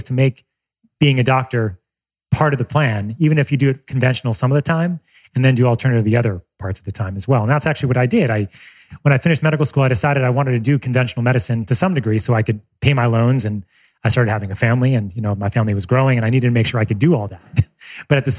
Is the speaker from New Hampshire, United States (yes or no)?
no; Long Island, New York, United States; on Long Island, where I grew up in New York